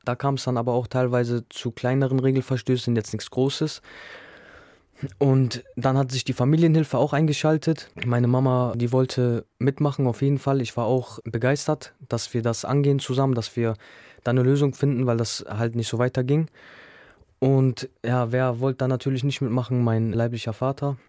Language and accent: German; Bremen, Germany; Also ich bin in Gröpeling aufgewachsen